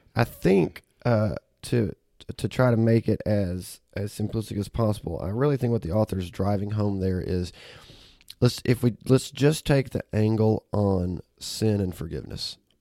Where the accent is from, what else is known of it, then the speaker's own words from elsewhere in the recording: Auburn, Alabama, United States; now in Memphis, United States; I was born and raised in Auburn, Alabama